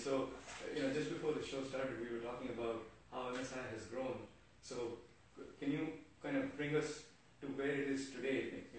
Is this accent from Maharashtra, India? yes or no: yes; Mumbai, Maharashtra, India; That's pretty close to my home. I'm from Jimbur.